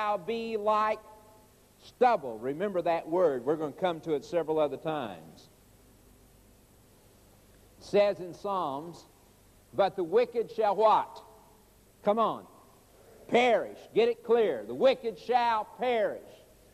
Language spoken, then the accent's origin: English; Oklahoma, United States; I was raised in Oklahoma